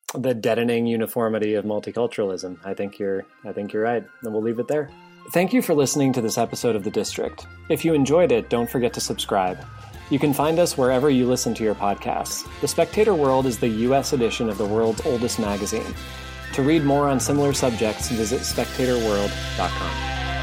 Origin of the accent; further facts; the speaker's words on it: New England, United States; now in Virginia, United States; I grew up in New England